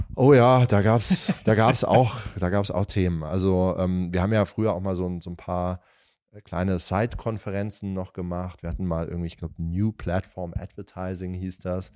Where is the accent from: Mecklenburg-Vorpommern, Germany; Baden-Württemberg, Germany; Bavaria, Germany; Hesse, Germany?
Hesse, Germany; near Darmstadt; moved away; also born or lived in Italy; ich komme ja aus Hessen, aus, aus der Nähe von Darmstadt